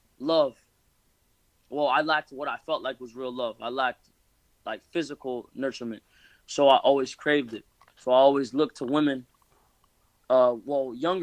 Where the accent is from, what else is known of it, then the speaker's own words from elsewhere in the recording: Florida, United States; I'm from Florida. I am from here. I was born here.